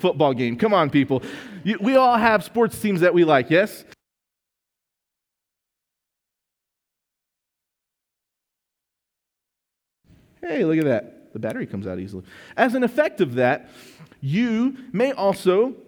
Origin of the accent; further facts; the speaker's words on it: West Texas, United States; I'm from West Texas. I was born here.